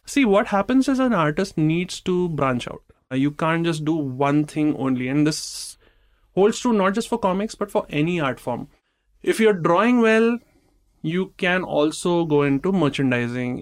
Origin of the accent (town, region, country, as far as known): India